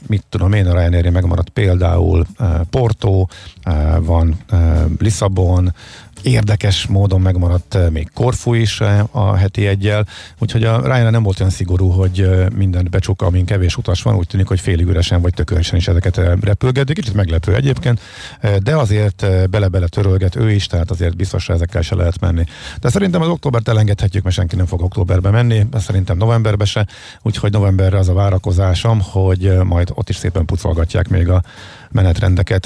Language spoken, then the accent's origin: Hungarian; Hungary